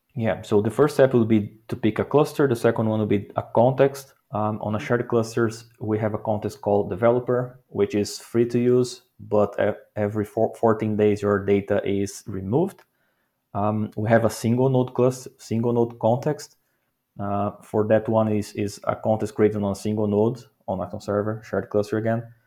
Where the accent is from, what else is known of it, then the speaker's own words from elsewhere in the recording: Brazil; moved away as an adult; now in Netherlands; I'm from Brazil, living in the Netherlands for almost five years now.